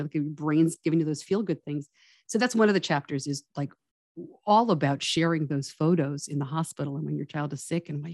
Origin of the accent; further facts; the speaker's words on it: Westchester County, suburban New York City, United States; I grew up in suburban New York, outside of New York City